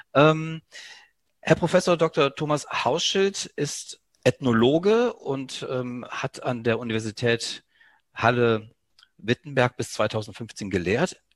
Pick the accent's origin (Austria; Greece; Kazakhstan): Greece; Mir als, ja, Südeuropäer, als Grieche